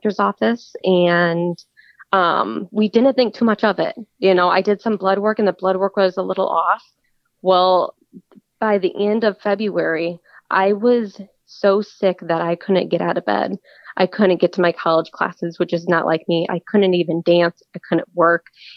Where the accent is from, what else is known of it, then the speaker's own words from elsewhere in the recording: Cedar Rapids, Iowa, United States; I was born and raised in Cedar Rapids, Iowa